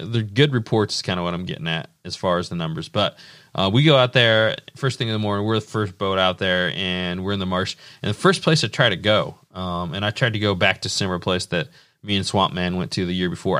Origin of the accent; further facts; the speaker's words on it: Indiana, United States; Indiana will always be like my home state